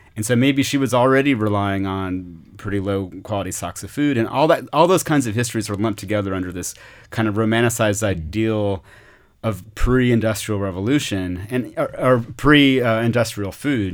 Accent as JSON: {"language": "English", "town": "Austin", "region": "Texas", "country": "United States", "tie": "born or raised there", "also_born_or_lived": "Mexico", "said": "I grew up in Austin, not from here, from parents who moved here in the late sixties"}